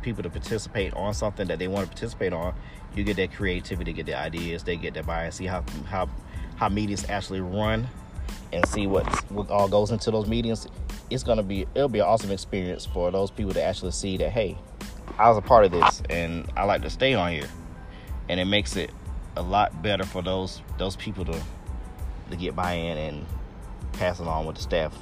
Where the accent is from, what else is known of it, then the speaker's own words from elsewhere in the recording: East Point, Georgia, United States; I'm from East Point. I went to Tri-Cities